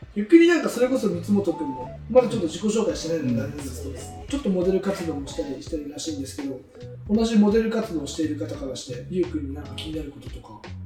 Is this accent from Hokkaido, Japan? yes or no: no; Oita, Japan; moved away as an adult; now in Fukuoka, Japan; 僕は大分県出身、現在二十歳です、大学は福岡大学に通っておりまして